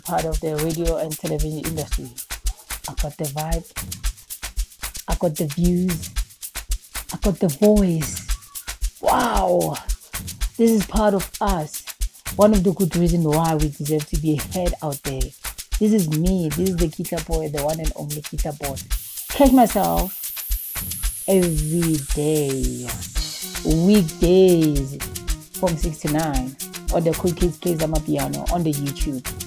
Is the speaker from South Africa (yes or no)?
yes; Midrand, Gauteng, South Africa; also born or lived in Mahikeng area, North West; all the way from Malanga Northwest, born and raised in Midrand.